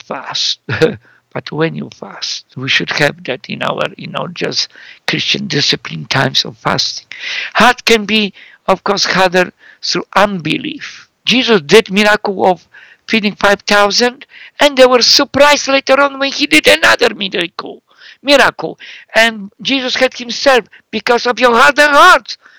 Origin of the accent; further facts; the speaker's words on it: Poland; now in Canada; I live in Canada, so I'm Canadian who came from Europe 43 years ago, Central Europe, Poland, and but I lived more in Canada than Poland